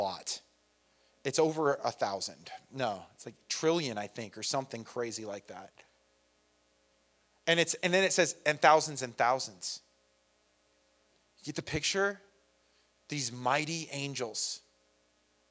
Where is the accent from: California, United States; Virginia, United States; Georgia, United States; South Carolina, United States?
California, United States; San Bernardino; I'm Irish and I'm from San Bernardino